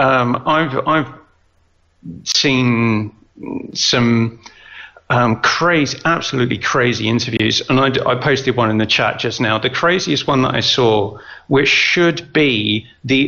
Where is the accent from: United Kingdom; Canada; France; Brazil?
United Kingdom; I'm British